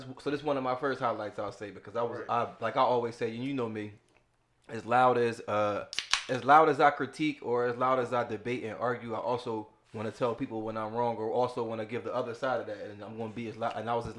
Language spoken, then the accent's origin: English; Philadelphia, Pennsylvania, United States; I'm from Philly, y'all.